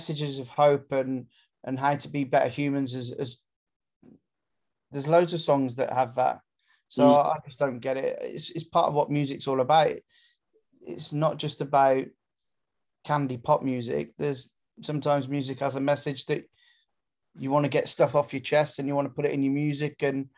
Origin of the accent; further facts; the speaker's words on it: Gloucester, South West England, United Kingdom; I grew up in Gloucester